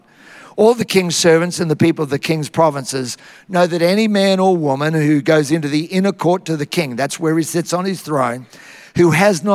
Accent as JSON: {"language": "English", "town": "Tara", "region": "Queensland", "country": "Australia", "tie": "born or raised there", "said": "I had the best upbringing you could ever have, growing up in Tara, out in the bush, and I'm still a child of the bush."}